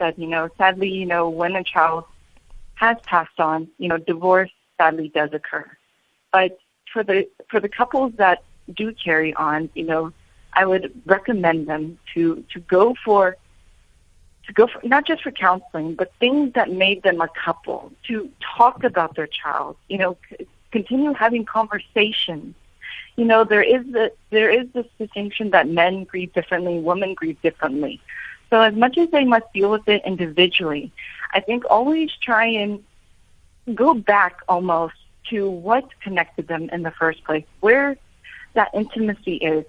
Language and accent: English; United States; accent: American; my American accent